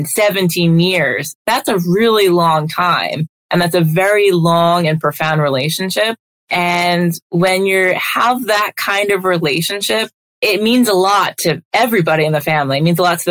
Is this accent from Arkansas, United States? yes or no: no; Long Island, New York, United States; also born or lived in Delaware / Minnesota / Atlanta; I grew up here on Long Island